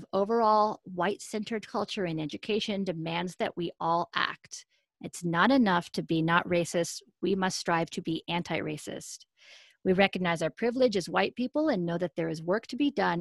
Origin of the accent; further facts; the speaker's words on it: Colorado, United States; I grew up in Colorado